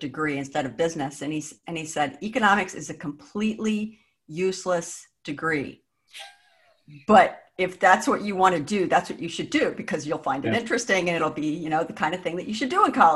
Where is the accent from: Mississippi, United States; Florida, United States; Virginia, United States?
Virginia, United States; Northern; I grew up in the Northern Virginia area, so Mason was kind of my backyard.